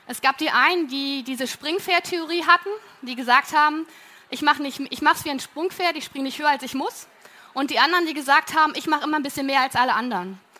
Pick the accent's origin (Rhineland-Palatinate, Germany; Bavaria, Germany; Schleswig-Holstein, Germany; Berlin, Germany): Berlin, Germany; weil ich komme aus Berlin und so konnte ich mich voll und ganz auf mein Studium konzentrieren